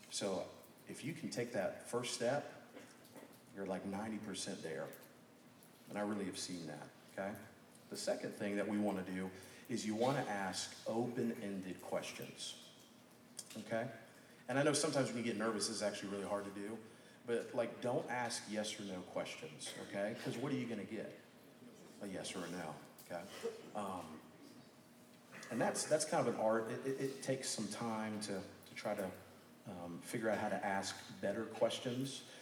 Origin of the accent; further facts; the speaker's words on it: Birmingham, Alabama, United States; it's so cool getting to meet some of you guys because you're from Birmingham. It's like, well, I'm from Birmingham. Boom, connection.